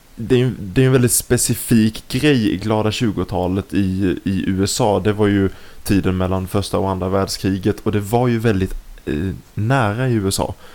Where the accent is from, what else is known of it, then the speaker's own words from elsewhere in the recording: Nybro, Kalmar County, Sweden; moved away as an adult; now in Malmö, Sweden; vi kommer båda ifrån Nybro, eh, men vi har flyttat. Du bor i Stockholm idag, jag bor i Malmö.